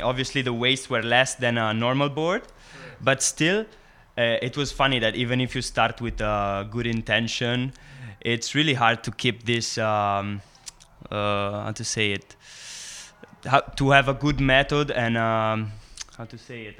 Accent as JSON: {"language": "English", "country": "Italy", "second_language": "English", "moved": "yes", "lives_now": "San Sebastian, Spain", "said": "I'm from Italy originally, but I'm coming from San Sebastian in Basque Country"}